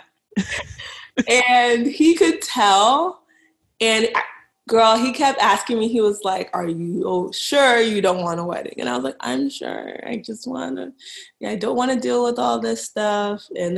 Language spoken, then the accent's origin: English; Dallas, Texas, United States; moved away as an adult; now in Boston, United States; I'm from Dallas. I actually live in Boston now